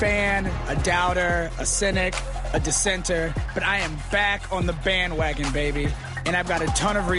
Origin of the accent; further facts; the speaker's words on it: Atlanta, Georgia, United States; I am from Atlanta, born and raised in the greatest city on earth.